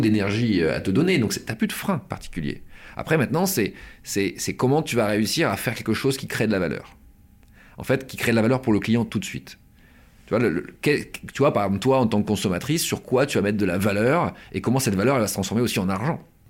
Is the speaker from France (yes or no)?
yes; Pas-de-Calais, Hauts-de-France, France; Moi, je viens du Pas-de-Calais, hein, je viens de, je viens de, de, de, de cette région